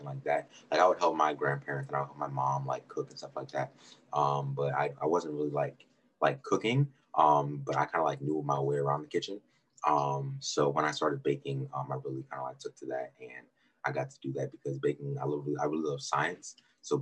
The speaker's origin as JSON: {"language": "English", "region": "Maryland", "country": "United States", "said": "I'm from Maryland"}